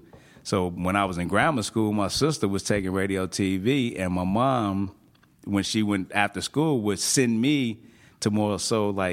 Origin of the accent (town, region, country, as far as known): Chicago, Illinois, United States; born or raised there